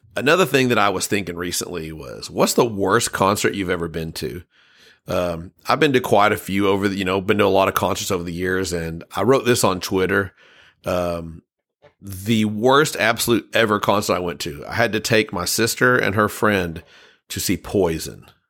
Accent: United States; I'm an American and I've never traveled across the pond

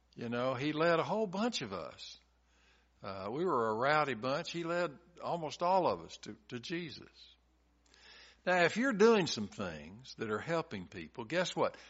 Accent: Chattanooga, Tennessee, United States; When I was growing up in Chattanooga, I went to a church in our neighborhood

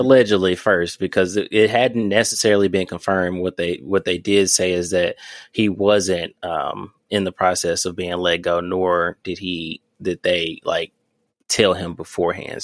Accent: Memphis, Tennessee, United States; now in Louisville, United States; I'm coming from Memphis

